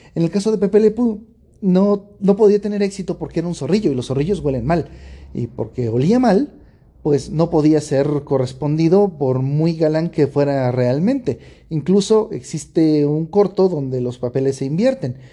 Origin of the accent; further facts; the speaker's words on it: Mexico; yo como mexicano